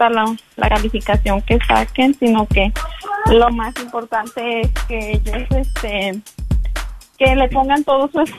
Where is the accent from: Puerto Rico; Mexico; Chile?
Mexico; now in Augusta, United States; nosotros estamos acá, pero pues somos mexicanos de corazón y de, nacimiento yo y mi esposo.